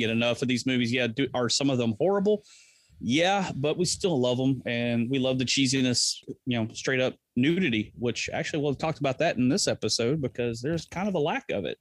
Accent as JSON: {"language": "English", "region": "Texas", "country": "United States", "said": "I'm from Texas"}